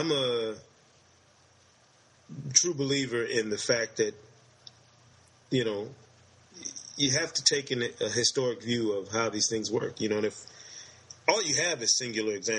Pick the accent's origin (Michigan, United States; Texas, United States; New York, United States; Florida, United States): Michigan, United States; I'm from Michigan